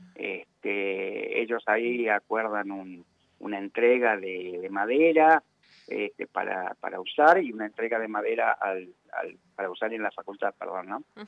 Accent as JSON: {"language": "Spanish", "town": "Quilmes", "region": "Buenos Aires Province", "country": "Argentina", "said": "yo soy de Quilmes"}